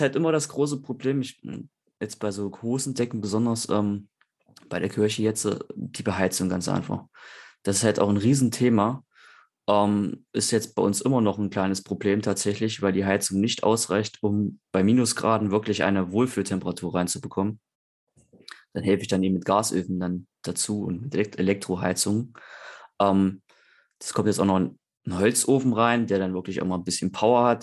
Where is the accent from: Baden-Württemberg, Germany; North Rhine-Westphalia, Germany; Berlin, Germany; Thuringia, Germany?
Thuringia, Germany; Eichsfeld; Wir sind halt sehr katholisch im, im Eichsfeld, wo ich herkomme, aus Thüringen